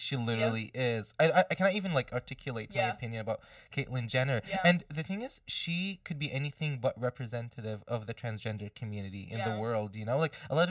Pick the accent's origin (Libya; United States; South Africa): Libya; now in Canada; growing up in Libya